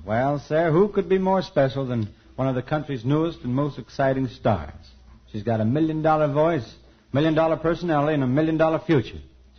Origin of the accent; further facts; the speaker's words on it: Steubenville, Ohio, United States; moved away; my hometown of Steubenville, Ohio